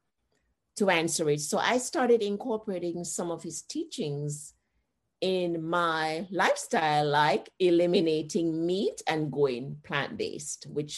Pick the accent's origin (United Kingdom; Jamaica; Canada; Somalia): Jamaica; moved away as an adult; now in United States; Growing up in Jamaica